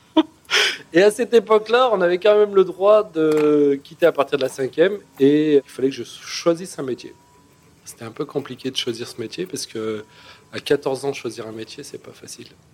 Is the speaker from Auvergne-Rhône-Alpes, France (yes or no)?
yes; Grenoble, Auvergne-Rhône-Alpes, France; moved away; je suis de Grenoble